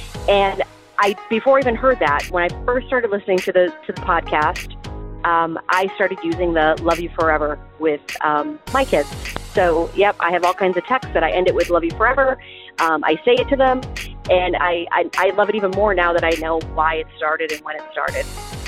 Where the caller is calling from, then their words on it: Pennsylvania, United States; I'm calling from Pennsylvania.